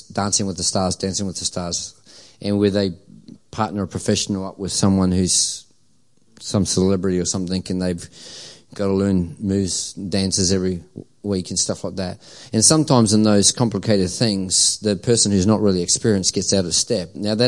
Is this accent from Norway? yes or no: no; New Zealand; now in Australia; I'm a quasi, a Kiwi cross Aussie. As I say, I'm an Aussie through and through now, unless the All Blacks are playing and then I'm still a Kiwi.